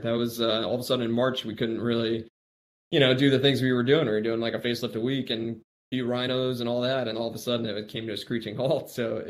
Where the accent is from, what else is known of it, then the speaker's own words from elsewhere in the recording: Midwest, United States; also born or lived in Miami; I was born in Miami, Florida, grew up mostly in the Midwest, and then went out east for, you know, med school and came back to the Midwest for training.